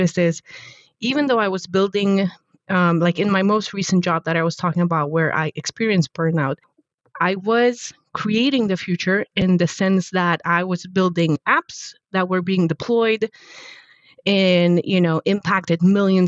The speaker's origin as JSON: {"language": "English", "country": "Poland", "moved": "yes", "said": "I actually studied robotics, control engineering and robotics in university back in Poland, in my home country"}